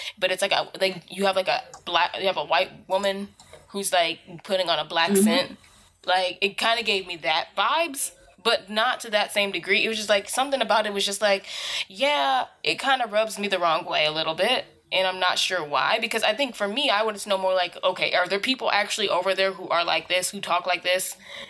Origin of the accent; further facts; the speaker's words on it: United States; someone who's been born and raised in America